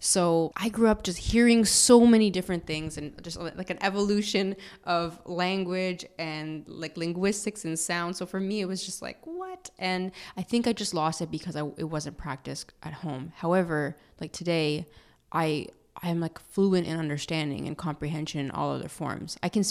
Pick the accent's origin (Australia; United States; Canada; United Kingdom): Canada; first language Italian; my parents immigrated to Canada very young and they went to school here, they learned the language very early. But at home, it was definitely preserved because we would spend a lot of time with, you know, our grandparents. The food was there. My first language was actually Italian.